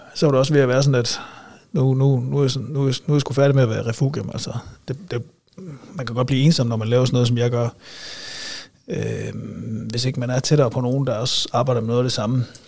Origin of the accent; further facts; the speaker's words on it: Silkeborg, Central Denmark Region, Denmark; also born or lived in Aarhus; jeg er vokset op i øh, Nordbyen, kan man vel sige. Altså sådan Balle, Venningdal, lige derimellem